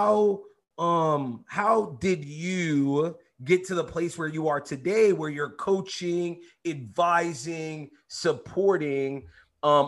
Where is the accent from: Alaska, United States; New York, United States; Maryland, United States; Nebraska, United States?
New York, United States; New York City; I grew up in East New York, in Brooklyn, in New York City.